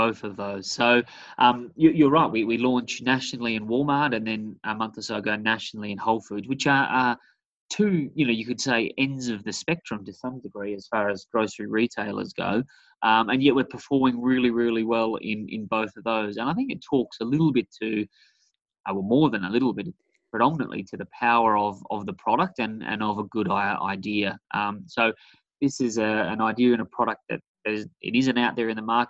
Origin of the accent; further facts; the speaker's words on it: South Australia, Australia; moved away; I'm from a small beachside town in South Australia.